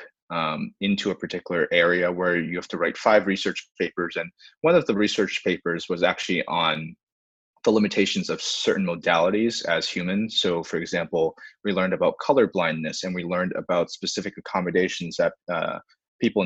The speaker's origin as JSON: {"language": "English", "town": "Boston", "region": "Massachusetts", "country": "United States", "tie": "born or raised there", "said": "I was born and raised in Boston, stayed local for college"}